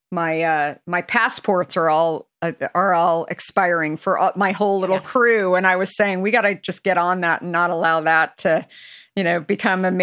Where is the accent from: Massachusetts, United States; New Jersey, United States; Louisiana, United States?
New Jersey, United States; I grew up in New Jersey.